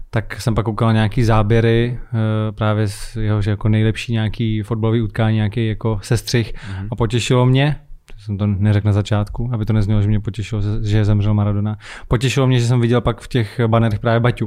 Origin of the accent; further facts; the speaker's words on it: Kladno, Central Bohemian Region, Czechia; já jsem nevyrůstal v Praze, já jsem vyrůstal na Kladně